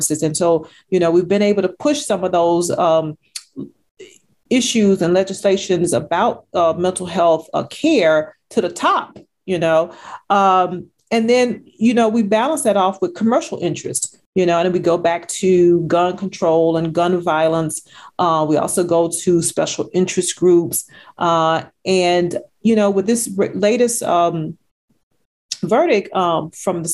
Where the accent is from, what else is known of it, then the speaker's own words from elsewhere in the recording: Texas, United States; since we're both from Texas